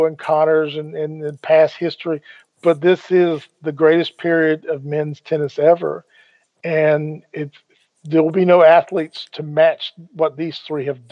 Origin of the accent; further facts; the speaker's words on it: Charlotte, North Carolina, United States; my hometown soccer team